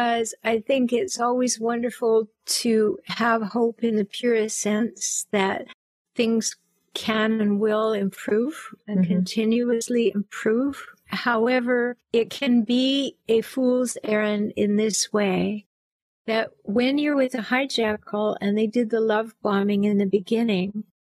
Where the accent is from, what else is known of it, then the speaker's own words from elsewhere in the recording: Vancouver Island, British Columbia, Canada; accent: Canadian; I grew up on Vancouver Island in Canada.